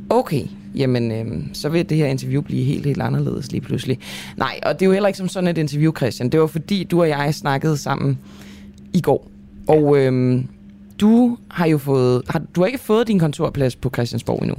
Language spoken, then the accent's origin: Danish; Denmark; som dansker